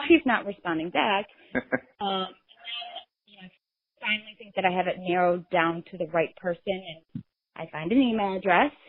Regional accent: Illinois, United States; I was born in Illinois, but my dad grew up in New Jersey

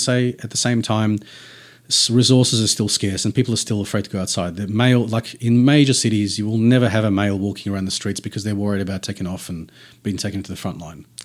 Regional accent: Tasmania, Australia; it's like saying this guy's from New South and we're from Tassie.

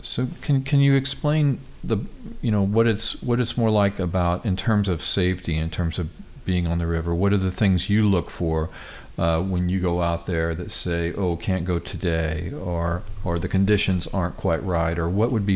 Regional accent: United States; I grew up near Kansas City

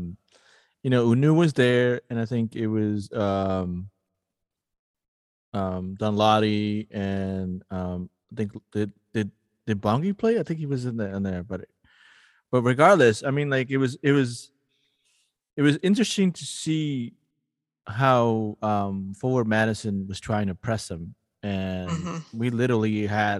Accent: Lima, Peru; now in St. Paul, United States; I'm a city kid and I grew up in Lima as a city kid

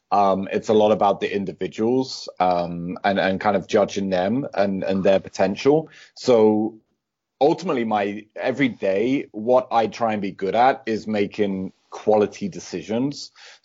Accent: United Kingdom; now in Copenhagen, Denmark; I actually think I've a strange accent because I'm British originally but been living in Copenhagen, Denmark for a few years, so my accent is kind

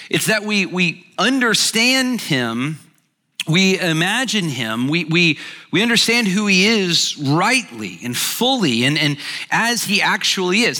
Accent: Alabama, United States; moved away as an adult; also born or lived in Birmingham, Alabama; now in Atlanta, United States; I grew up in Alabama. I live here, obviously, in Atlanta now

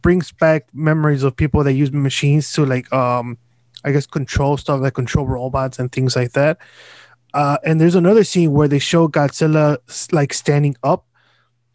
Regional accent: United States; as an American

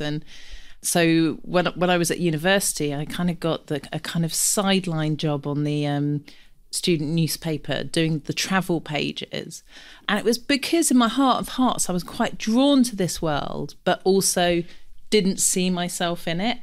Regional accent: London, United Kingdom; I grew up in Camden, big family

